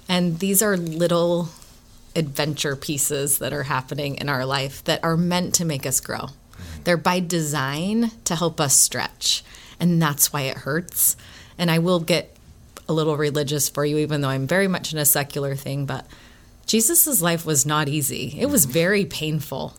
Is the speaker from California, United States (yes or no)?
yes; Oakland, California, United States; moved away as an adult; also born or lived in Provo, Utah; now in Gilbert, Arizona, United States; I grew up in the San Francisco Bay Area. I grew up in Oakland, California